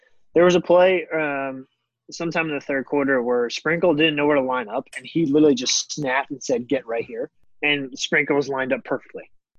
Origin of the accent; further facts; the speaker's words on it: Norfolk, Virginia, United States; I'm from Norfolk.